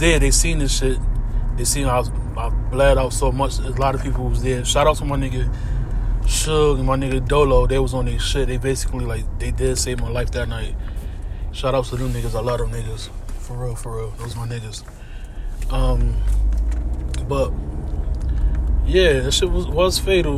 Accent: Hartford, Connecticut, United States; out here where I'm from, Connecticut. I'm from Hartford, Connecticut

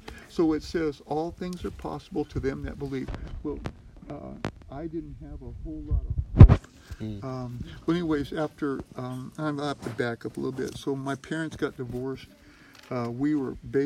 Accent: California, United States; now in Idaho, United States; I was born and raised in California.

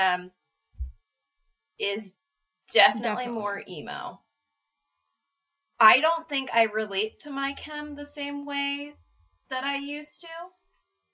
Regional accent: hometown of All Time Low, Maryland, United States; they're my hometown band

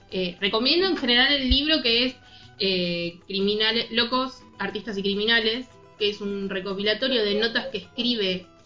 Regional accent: Córdoba, Argentina; born there; also born or lived in Cipolletti; Bueno, yo también soy cordobesa. No, decidí.

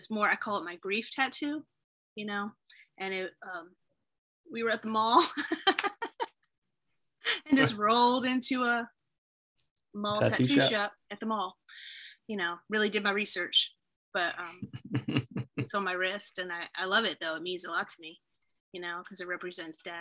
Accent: Baltimore, Maryland, United States; accent: Baltimore; my little Baltimore accent

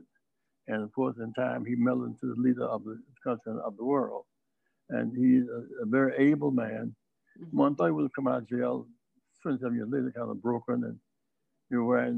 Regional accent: Greenville, South Carolina, United States; I grew up in Greenville, South Carolina

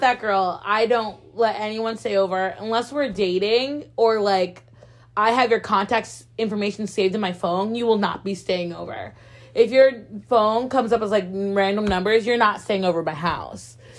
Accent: Connecticut, United States; I'm from Connecticut

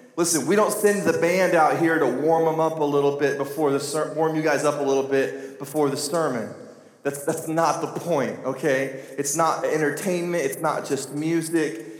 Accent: United States; I'm from Carter County

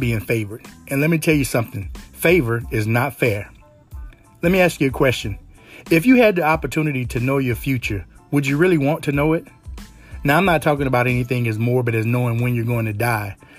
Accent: Louisiana, United States; it's pretty hard growing up in Louisiana and not believing in some type of super, super superstitions

